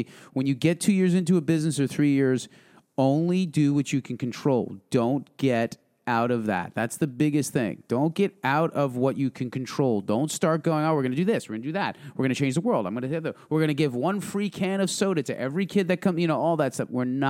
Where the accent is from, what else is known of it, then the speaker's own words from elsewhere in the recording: Milltown, New Jersey, United States; I grew up in Milltown.